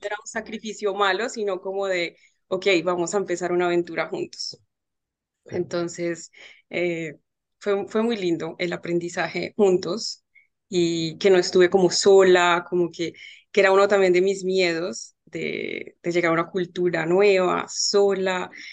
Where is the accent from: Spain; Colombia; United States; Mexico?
Colombia; moved away as an adult; now in France; soy diseñadora gráfica, soy colombiana